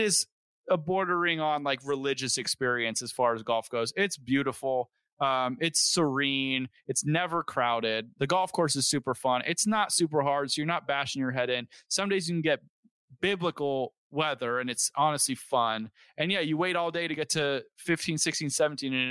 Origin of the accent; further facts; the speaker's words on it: Southern California, United States; I'm from Southern California